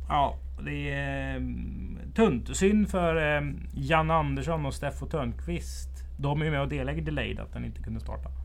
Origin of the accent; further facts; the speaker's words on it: Strömstad, Västra Götaland, Sweden; Vi hade en bagge hemma i Strömstad som heter Birger